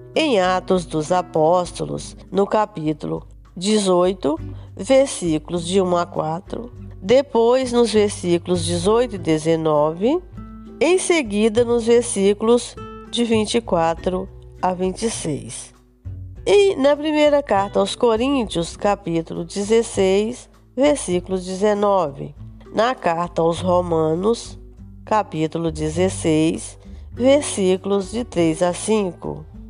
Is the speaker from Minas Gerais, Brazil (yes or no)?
yes; Minas Gerais, Brazil; moved away as an adult; now in Espírito Santo, Brazil; nasci em Minas Gerais, mas vim para o Espírito Santo com 18 anos